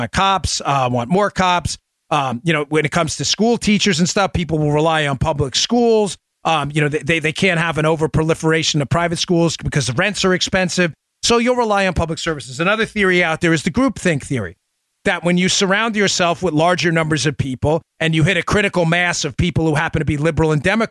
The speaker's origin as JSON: {"language": "English", "town": "New York City", "region": "New York", "country": "United States", "tie": "born or raised there", "said": "I'm familiar with New York City, where I grew up in Queens"}